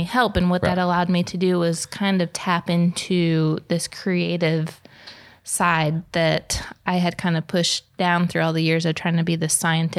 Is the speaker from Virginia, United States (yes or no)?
no; New York, United States; I'm from New York. I talk fast.